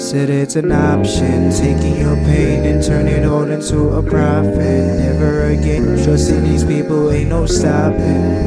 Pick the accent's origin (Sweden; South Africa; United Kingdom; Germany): South Africa; Pretoria, Gauteng; I'm from Mums. Uh, grew up, born and raised.